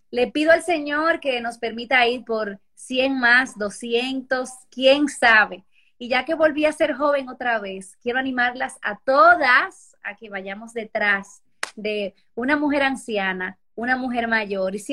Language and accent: Spanish; Peru; De Perú.